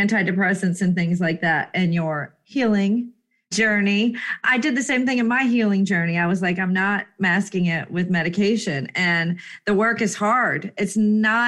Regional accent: Jacksonville, Florida, United States; also born or lived in Pensacola, Florida; I am a native Floridian

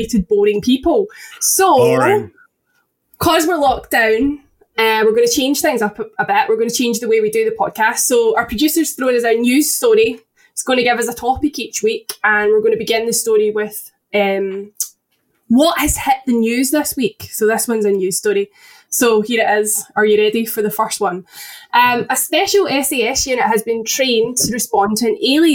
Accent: Paisley, Scotland, United Kingdom; I'm from Paisley.

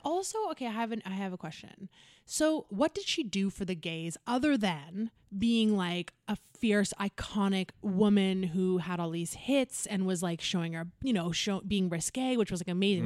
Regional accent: North Vancouver, British Columbia, Canada; I'm from North Van.

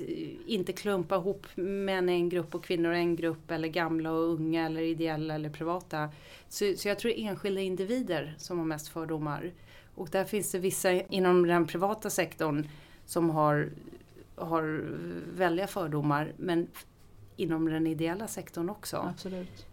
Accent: Ekerö, Stockholm County, Sweden; also born or lived in Visby; now in Gustavsberg, Sweden; Jag har bott på Ekerö i mina första 20 år, bodde jag på Ekerö

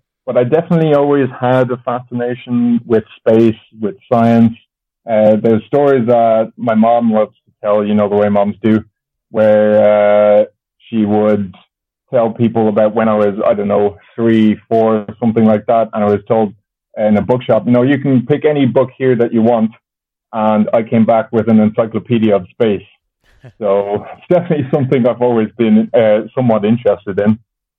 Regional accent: Germany; born there; also born or lived in Japan / Ireland; So I was born in Germany, but both my parents are Irish, which makes me, that's what makes me Irish.

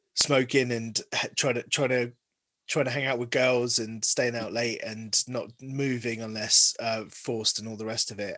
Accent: Harrow, London, United Kingdom; first language Gujarati; moved away as an adult; now in Bristol, United Kingdom; I grew up in Harrow

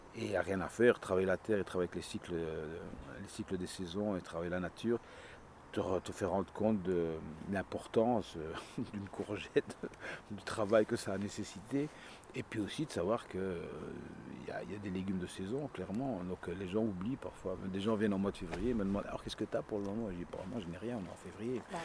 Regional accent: La Calamine, Wallonia, Belgium; now in Liège, Belgium; je viens de la campagne, je viens de la Calamine

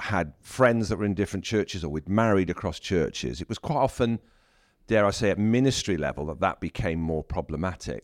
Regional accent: South Wales, United Kingdom; I'm from South Wales

